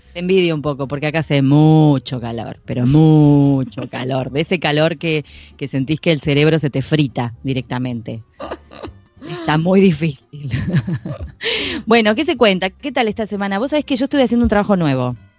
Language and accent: Spanish; Buenos Aires, Argentina; accent: porteño; yo soy muy porteña, muy de Buenos Aires